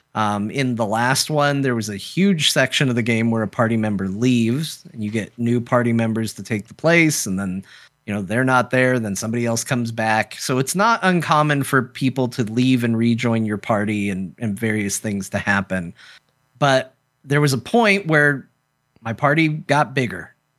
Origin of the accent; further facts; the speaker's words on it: United States; as an American